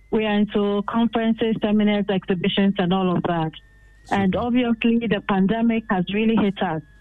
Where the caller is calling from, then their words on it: Chesapeake, Virginia, United States; I'm calling from Chesapeake.